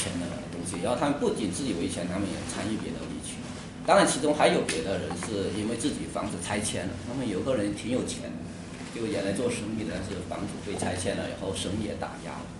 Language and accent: Chinese; Huizhou, Guangdong, China; moved away as an adult; now in Beijing, China; 我老家是在广东惠州，